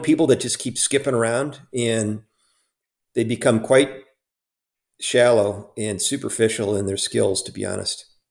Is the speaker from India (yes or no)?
no; Chicago suburbs, Illinois, United States; I grew up in the Chicago suburbs